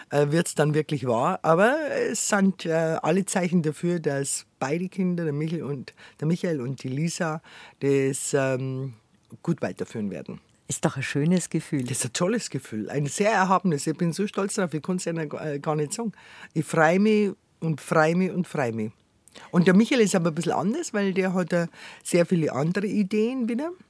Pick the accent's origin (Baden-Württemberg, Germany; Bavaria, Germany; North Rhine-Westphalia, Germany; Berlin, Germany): Bavaria, Germany; accent: Bavarian; Ich habe direkt ein bisschen Angst, dass es zu bayerisch dann redet, gell?